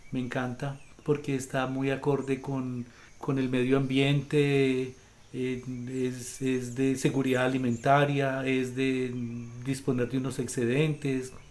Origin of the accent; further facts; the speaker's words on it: Quimbaya, Quindío, Colombia; moved away as an adult; also born or lived in New York, United States; yo soy quimbayuno. Yo nací en 1958, el 14 de agosto, aquí en Quimbaya. Yo soy de aquí de Quimbaya, nacido y criado.